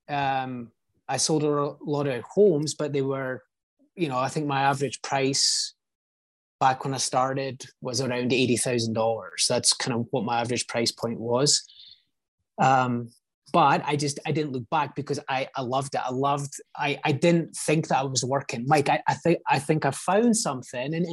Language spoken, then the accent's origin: English; Scotland, United Kingdom; now in United States; I just like I grew up in Scotland. It's not like some third world country